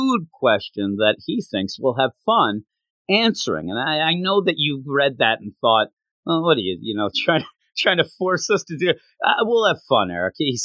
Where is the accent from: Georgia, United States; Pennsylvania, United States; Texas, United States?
Pennsylvania, United States; Philadelphia; us growing up in the Philadelphia area